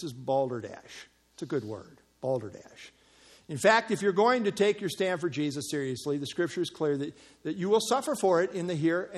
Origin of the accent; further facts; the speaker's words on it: United States; as American Christians